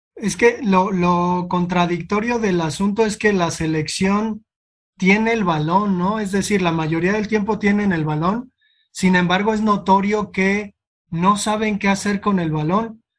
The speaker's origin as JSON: {"language": "Spanish", "country": "Mexico", "said": "como mexicanos"}